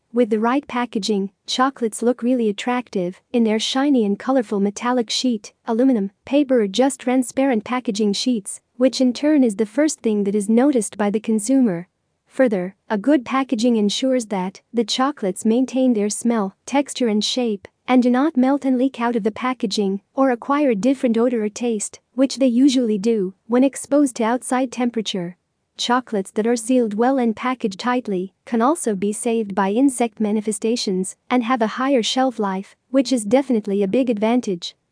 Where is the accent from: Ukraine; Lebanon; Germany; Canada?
Lebanon; from Lebanon